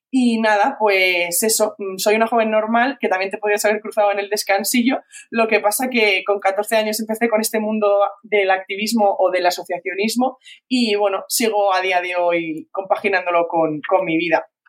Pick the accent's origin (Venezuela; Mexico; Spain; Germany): Spain; Valencian Community; soy de Valencia, soy valenciana